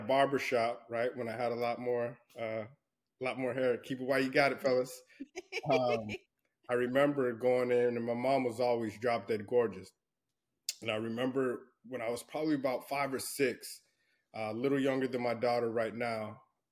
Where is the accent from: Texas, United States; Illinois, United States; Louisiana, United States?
Texas, United States; El Paso; I grew up in Fort Bliss in El Paso, Texas, West Texas